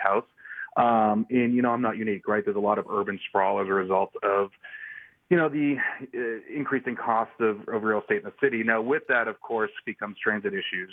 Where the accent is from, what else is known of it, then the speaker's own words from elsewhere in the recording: Boston, Massachusetts, United States; also born or lived in Nashville, Tennessee; now in White House, United States; I'm from Boston, where we had a robust public transit system